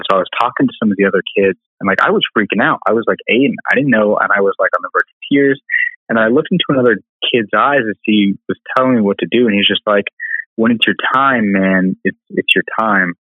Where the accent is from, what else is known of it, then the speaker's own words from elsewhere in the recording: Albuquerque, New Mexico, United States; moved away as an adult; also born or lived in Alabama; I was born and raised in Albuquerque, New Mexico, and uh, which is kind of a big dichotomy city. So there's a lot of super rich areas and a lot of super poor areas. And I grew up in the super poor area.